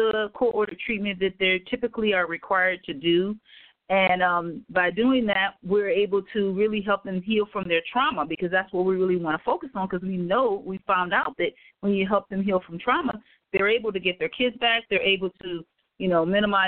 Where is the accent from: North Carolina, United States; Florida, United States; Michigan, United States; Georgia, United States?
Michigan, United States; Detroit; moved away as an adult; now in Antelope Valley, United States; I am from Detroit, Michigan. I actually was a teacher in Detroit, Michigan, came here to California.